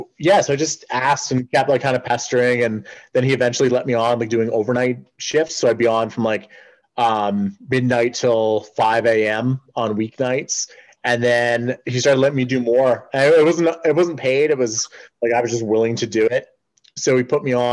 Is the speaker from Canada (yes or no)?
yes; Edmonton, Alberta, Canada; I'm from Edmonton